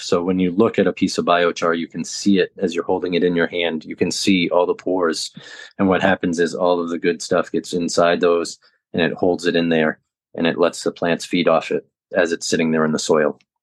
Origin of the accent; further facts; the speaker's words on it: Southern Maine, United States; now in Jacksonville, United States; I grew up in the Northeast in Southern Maine